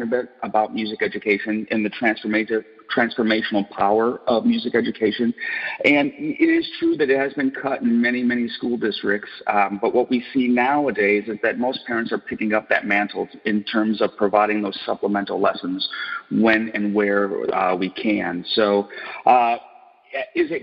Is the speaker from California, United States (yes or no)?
no; Detroit, Michigan, United States; I grew up in Detroit, Michigan, and, it was a factory town